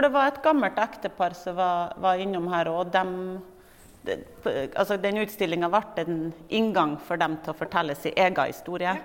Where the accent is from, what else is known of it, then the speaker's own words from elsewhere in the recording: Kristiansund, Møre og Romsdal, Norway; Jeg kommer jo fra Kristiansund.